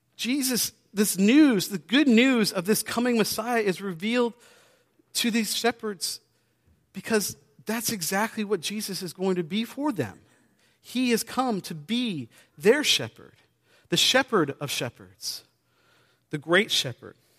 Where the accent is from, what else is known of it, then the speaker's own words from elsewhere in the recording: New Hampshire, United States; I grew up in New Hampshire on the coast